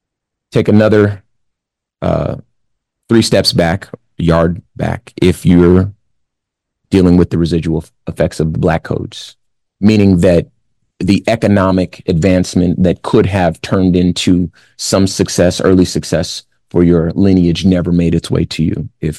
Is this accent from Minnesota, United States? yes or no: no; Compton, California, United States; I'm from Compton in the 80s.